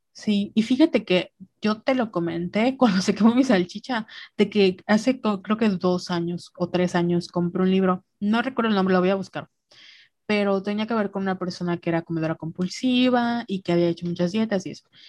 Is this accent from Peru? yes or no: no; Mexico; somos mexicanas